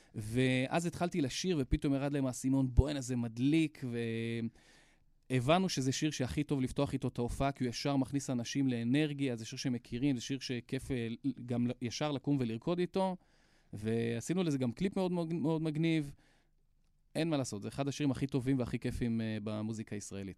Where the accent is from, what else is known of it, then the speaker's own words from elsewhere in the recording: Hadera, Haifa District, Israel; אני מחדרה